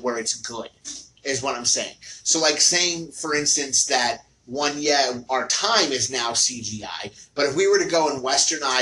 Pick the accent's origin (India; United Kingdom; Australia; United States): United States; as American storytellers